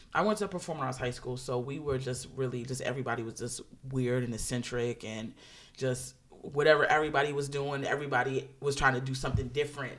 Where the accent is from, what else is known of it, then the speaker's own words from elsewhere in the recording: Maryland, United States; I grew up relatively conservatively in Maryland